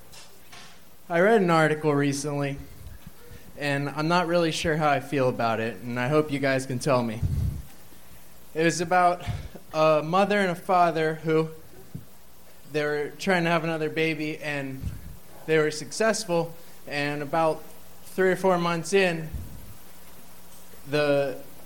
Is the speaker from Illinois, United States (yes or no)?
no; Pittsburgh, Pennsylvania, United States; moved away as an adult; now in Austin, United States; I'm from Pittsburgh